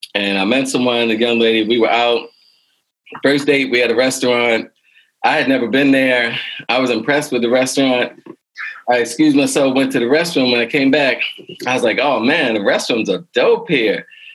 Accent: United States; For me as an American.

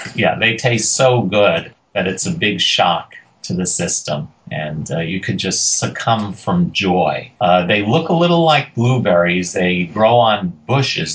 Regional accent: New York City, New York, United States; I grew up in Queens and New York City

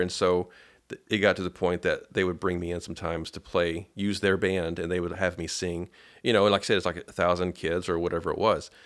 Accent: Paducah, Kentucky, United States; I'm from Padu-, Paducah, Kentucky

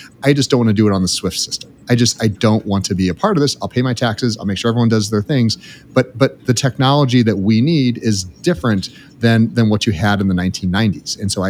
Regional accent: United States; as an American

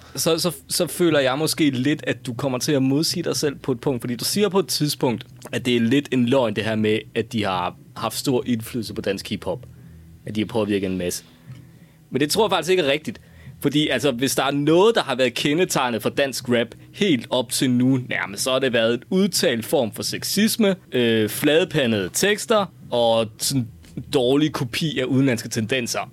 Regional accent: West Jutland, Central Denmark Region, Denmark; moved away; derude i Vestjylland, hvor jeg voksede op

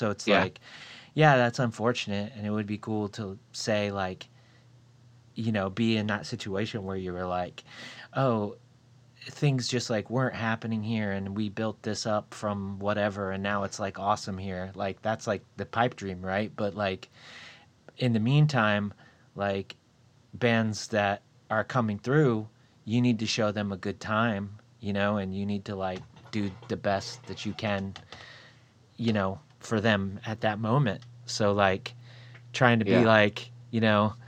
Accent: Port Charlotte, Florida, United States; moved away; I actually kind of grew up in Florida, and I grew up around Fort Myers. I grew up in Port Charlotte.

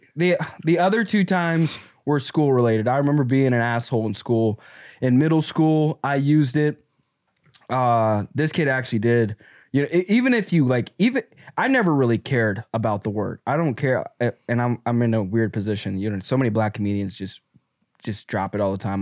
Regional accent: the South, United States; I grew up in the Black South

